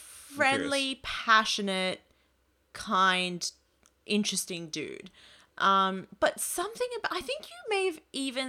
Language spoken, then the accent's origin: English; New South Wales, Australia; And I lived, I was born and raised in the Outer West. So I'm always like, Fairfield's my local city council.